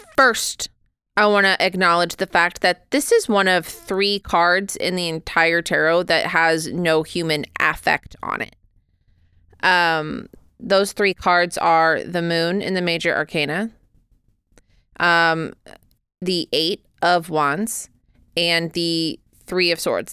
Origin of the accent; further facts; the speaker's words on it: United States; I, however, am an American